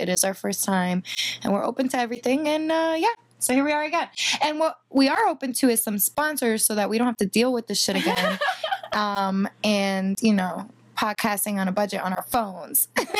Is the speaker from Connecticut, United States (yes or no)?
yes; Danbury, Connecticut, United States; now in Brooklyn, United States; which I am originally from Danbury, Connecticut, though. That is my hometown.